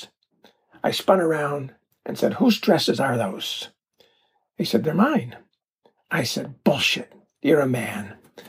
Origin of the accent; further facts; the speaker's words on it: Chicago, Illinois, United States; moved away as an adult; also born or lived in New York City; I'm from Chicago